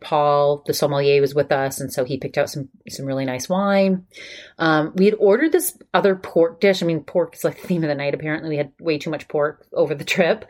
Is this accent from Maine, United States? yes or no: yes; Maine, United States; moved away; I'm from Maine